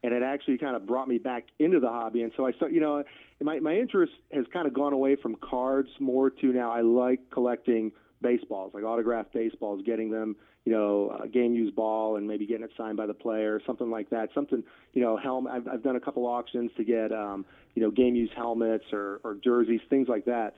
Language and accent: English; Philadelphia, Pennsylvania, United States; now in Kansas City, United States; I grew up in Philadelphia, a suburb of Philly